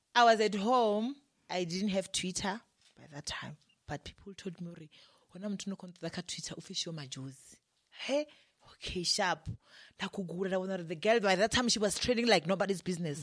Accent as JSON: {"language": "English", "region": "Limpopo", "country": "South Africa", "also_born_or_lived": "Johannesburg", "moved": "yes", "said": "we are both from Limpopo"}